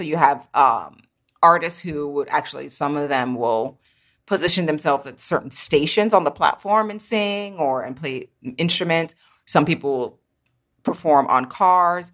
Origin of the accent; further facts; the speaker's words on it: New York City, New York, United States; I am located here in lovely Brooklyn, New York, where I was born and raised